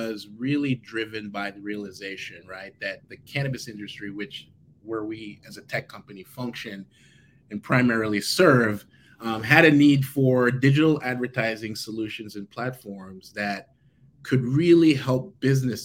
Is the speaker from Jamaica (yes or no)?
yes; Jamaica; I was born and raised in Jamaica